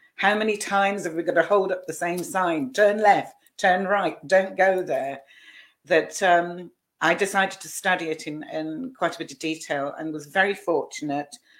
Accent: Scotland, United Kingdom; moved away; also born or lived in Southampton; I was born in Scotland, and by that time I was living in Southampton

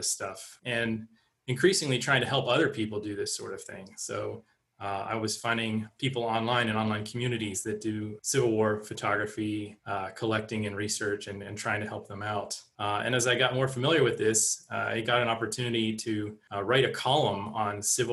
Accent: Pittsburgh, Pennsylvania, United States; I grew up in the Pittsburgh area, so we made trips to Gettysburg and other battlefields in the area.

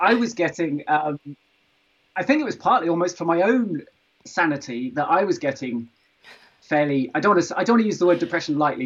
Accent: Stroud, South West England, United Kingdom; I grew up in Stroud, where Extinction Rebellion was formed

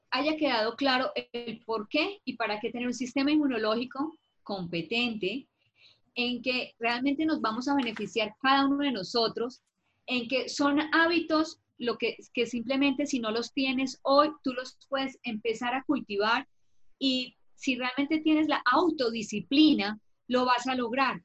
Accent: Colombia; en mi país que es Colombia

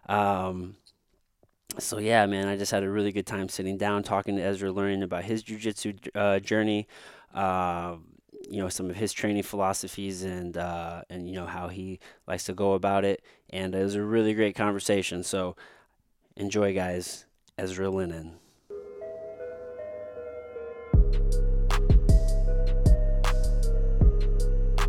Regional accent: Jefferson City, Missouri, United States; also born or lived in Potosi, Missouri; then I moved to Jefferson City, Missouri

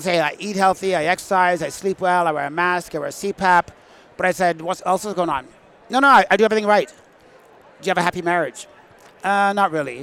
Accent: Manitoba, Canada; Growing up in Manitoba

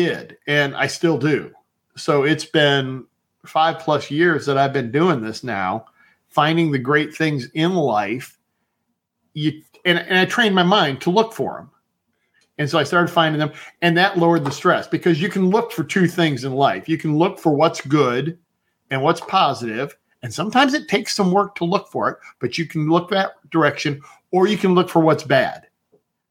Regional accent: Cleveland, Ohio, United States; I grew up around Cleveland

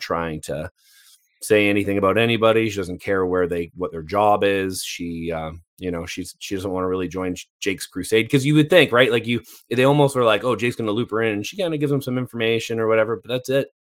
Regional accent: Canada; I'm Canadian

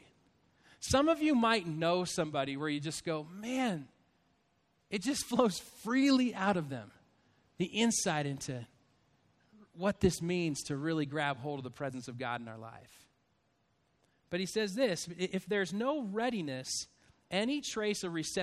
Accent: Spokane, Washington, United States; also born or lived in Stockton, California; I was born in Stockton, California in Sharp Army Depot. And then we moved to Spokane, Washington. And I have an older brother, Mike, and a twin brother, John, and a younger brother, Tom. So there's the four of us with my mom and my dad. And so we grew up in Spokane.

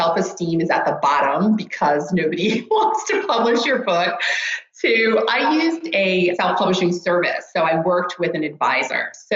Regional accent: Rockland County, New York, United States; moved away as an adult; also born or lived in Greenwich, Connecticut; now in Stockholm, Sweden; I grew up in Rockland County, New York, and I'm actually a first generation American.

